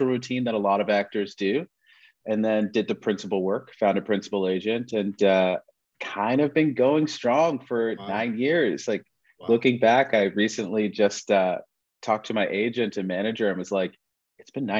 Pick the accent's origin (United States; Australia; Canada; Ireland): Canada; Toronto, Ontario; moved away as an adult; now in Vancouver, Canada; I grew up in Toronto